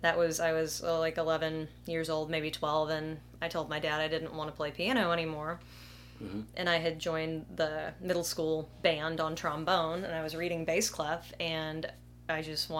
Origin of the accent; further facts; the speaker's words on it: Opelika, Alabama, United States; Opelika, Alabama.